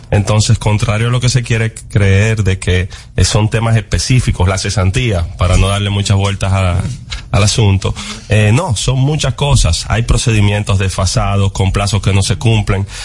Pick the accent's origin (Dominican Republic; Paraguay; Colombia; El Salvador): Dominican Republic; y como dominicanos, ojalá sea en esta gestión que podamos seguir avanzando